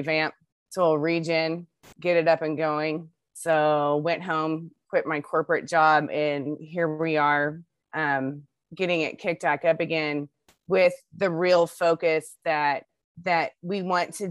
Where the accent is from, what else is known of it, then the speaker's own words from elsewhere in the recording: Midland, Texas, United States; now in Salado, United States; I grew up in West Texas, in Midland, Texas, out in the desert